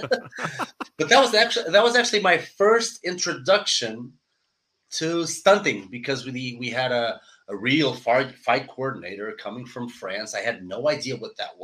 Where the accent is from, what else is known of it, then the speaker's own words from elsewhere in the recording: Portugal; moved away; I'm from Portugal. We're a pretty small country where martial arts are not that, I should say, developed, even though we have great martial artists, but we don't have a lot of schools.